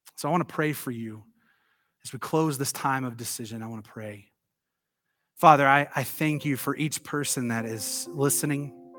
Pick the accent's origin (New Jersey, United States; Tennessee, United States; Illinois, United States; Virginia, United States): Tennessee, United States; I grew up in the South. You guys know that. I'm from Tennessee